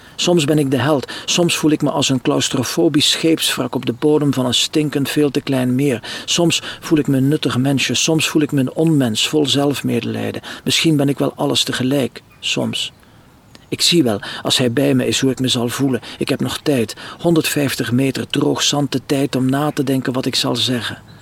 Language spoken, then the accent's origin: Dutch; Lichtervelde, Flanders, Belgium; moved away as an adult; also born or lived in Ostend; now in France; Lichtervelde, de streek waar ik geboren ben bij Roeselare.